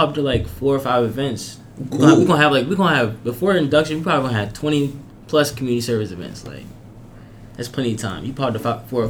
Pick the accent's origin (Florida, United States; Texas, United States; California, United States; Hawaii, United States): Florida, United States; I'm from Florida, so, but like, I'm not from Miami.